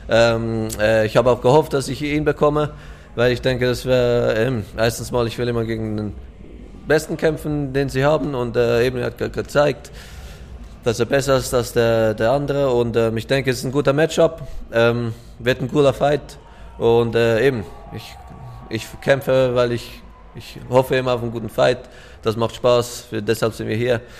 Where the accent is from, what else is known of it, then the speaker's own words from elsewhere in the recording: Switzerland; ich komme aus der Schweiz, wo wir sehr Französisch reden. Ich selber eigentlich nicht, aber ich höre es mega gerne.